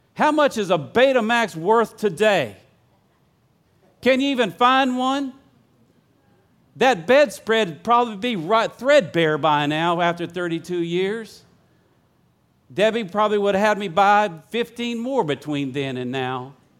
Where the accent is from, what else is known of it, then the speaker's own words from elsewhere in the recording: Vicksburg, Mississippi, United States; moved away; I grew up here in Vicksburg